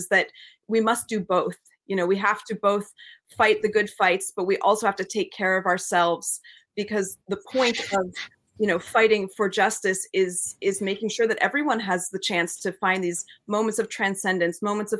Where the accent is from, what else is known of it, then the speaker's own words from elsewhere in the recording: New England, United States; we grew up with English and American folk traditions growing up in New England